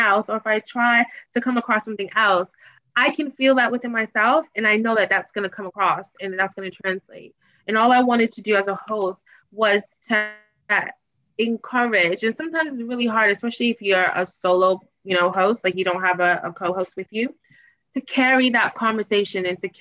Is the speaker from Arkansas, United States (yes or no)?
no; Boston, Massachusetts, United States; moved away as an adult; also born or lived in Washington, D.C.; now in London, United Kingdom; my hometown is Boston